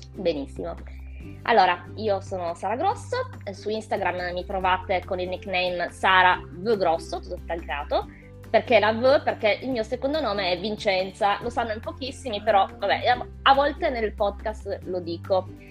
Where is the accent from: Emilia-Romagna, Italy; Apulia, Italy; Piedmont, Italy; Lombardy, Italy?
Piedmont, Italy; Turin; io sono di Torino